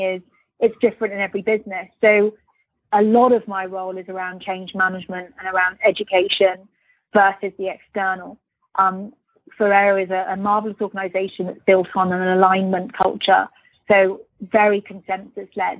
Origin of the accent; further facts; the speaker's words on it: Birmingham, West Midlands, United Kingdom; moved away; also born or lived in Luxembourg / London; I'm a British person born in Birmingham. So very proud of being from Birmingham.